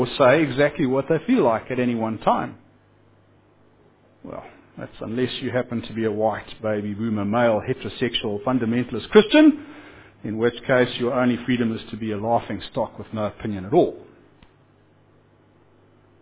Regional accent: Zimbabwe; I come from Zimbabwe

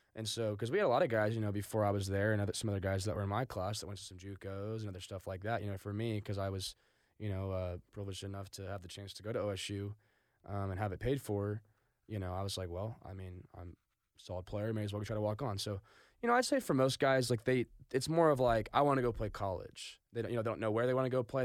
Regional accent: Stillwater, Oklahoma, United States; grew up in Stillwater, went to Stillwater High School

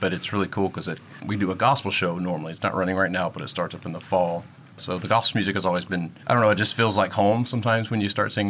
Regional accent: Mississippi, United States; moved away; I grew up in Mississippi, actually, and grew up in very much a church environment. And then so gospel music came very natural to me growing up. I moved away from home

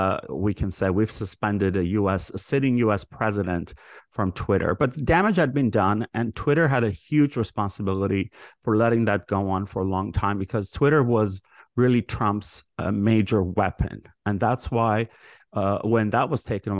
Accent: Los Angeles, California, United States; I grew up in the Valley

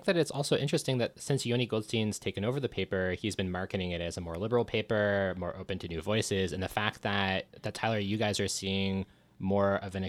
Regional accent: Thornhill, Ontario, Canada; when I was growing up in Thornhill

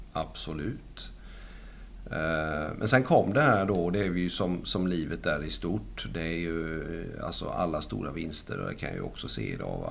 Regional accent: Sweden; jag stannar kvar hemma i Sverige

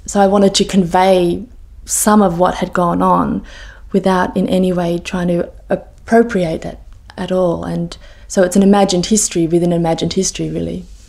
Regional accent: Sydney, New South Wales, Australia; moved away as an adult; also born or lived in Cambridge; I grew up in Sydney

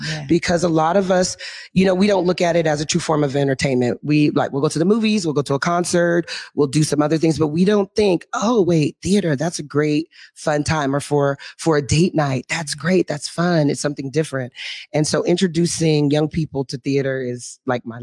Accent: Renton, Washington, United States; I'm a graduate from Renton High School. Woo-hoo. So South End, so Skyway

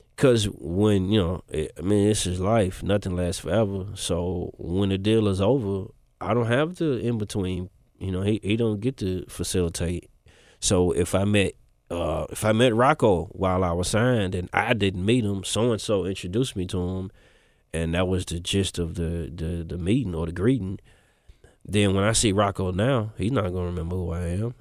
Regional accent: Memphis, Tennessee, United States; I spent maybe since I was, like, twelve till I was thirty in East Memphis

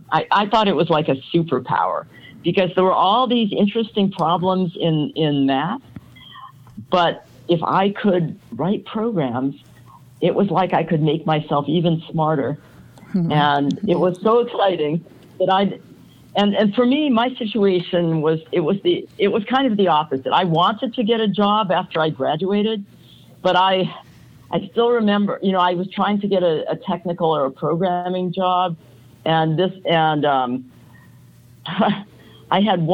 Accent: Indiana, United States; I grew up in Indiana

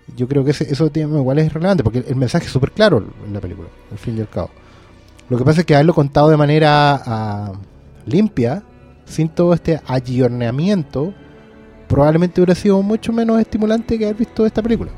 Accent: Maipú, Santiago Metropolitan Region, Chile; moved away; yo tampoco soy de acá, pero vengo de pueblo igual. Yo vengo de Maipú

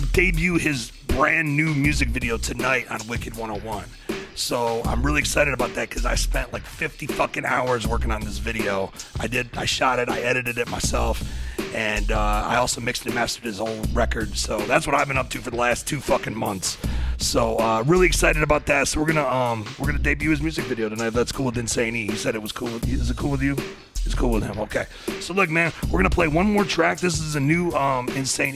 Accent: small town north of Detroit, Michigan, United States; I actually grew up about 2 hours, 2.5 hours north of Detroit. So it's like a small town

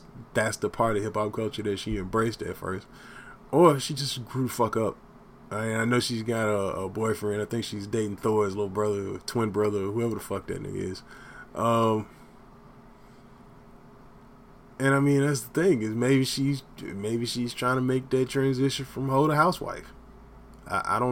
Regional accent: Texas, United States; also born or lived in Los Angeles, California; now in Austin, United States; I was born in Los Angeles, raised in Texas

